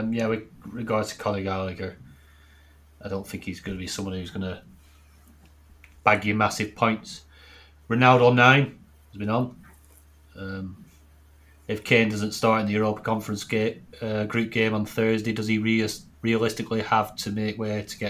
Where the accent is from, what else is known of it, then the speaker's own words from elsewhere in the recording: the north of England, United Kingdom; accent: northern; I'm northern, that. That's my accent